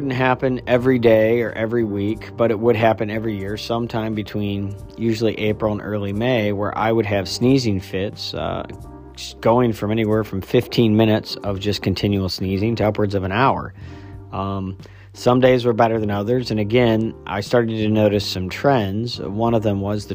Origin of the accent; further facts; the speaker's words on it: Midwest, United States; moved away as an adult; also born or lived in upstate New York; I grew up in the Midwest